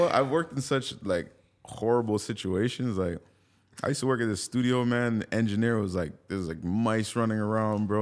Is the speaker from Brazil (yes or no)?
no; Jamaica; I'm Jamaican. I grew up on dancehall music